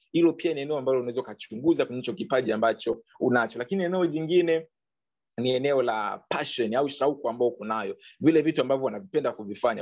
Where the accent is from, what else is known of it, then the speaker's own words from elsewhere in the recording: Bukoba, Kagera, Tanzania; now in Dar es Salaam, Tanzania; kule kwetu labda uh, uh, Bukoba